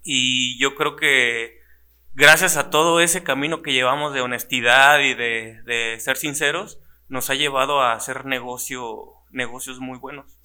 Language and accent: Spanish; Celaya, Guanajuato, Mexico; Yo soy de Celaya y de todo corazón